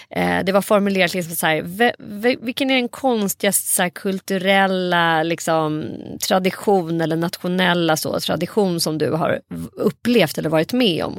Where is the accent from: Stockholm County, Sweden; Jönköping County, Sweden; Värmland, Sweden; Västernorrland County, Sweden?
Stockholm County, Sweden; Saltsjöbaden; i vårt grannskap där jag växte upp i Saltsjöbo